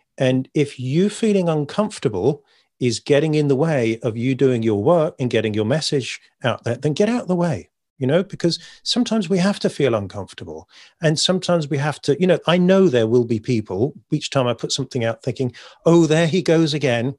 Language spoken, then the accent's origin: English; United Kingdom; I'm British